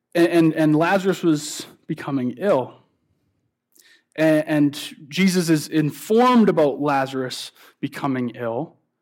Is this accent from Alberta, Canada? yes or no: yes; St. Albert, Alberta, Canada; moved away; I'm originally from Edmonton area, and so if you know where Saint Albert is, I was up visiting my mom in Saint Albert.